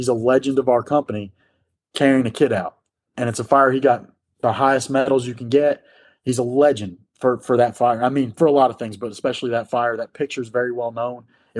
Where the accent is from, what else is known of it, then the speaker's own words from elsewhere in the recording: New York, United States; growing up outside of New York City, you want to work in a high-rise district.